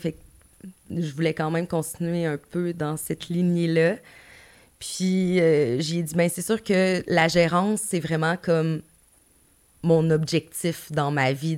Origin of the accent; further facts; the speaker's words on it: Gaspé, Quebec, Canada; moved away; Je, travaillais en Gaspésie, je viens de Gaspé